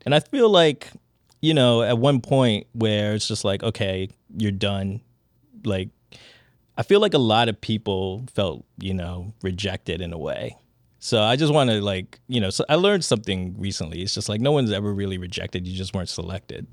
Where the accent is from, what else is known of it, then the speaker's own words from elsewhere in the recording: Washington, District of Columbia, United States; That's my hometown.